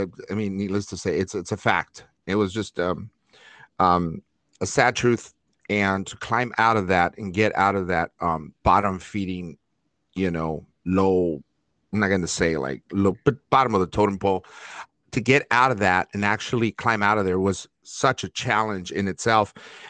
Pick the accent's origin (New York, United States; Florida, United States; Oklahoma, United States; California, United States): California, United States; Los Angeles; growing up in East Los Angeles, Northeast LA, Lincoln Heights